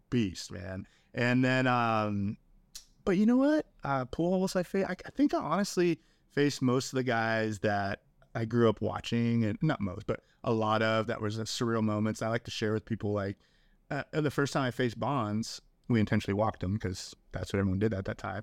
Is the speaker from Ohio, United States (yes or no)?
no; Southern California, United States; moved away as an adult; now in Round Rock, United States; We grew up in Southern California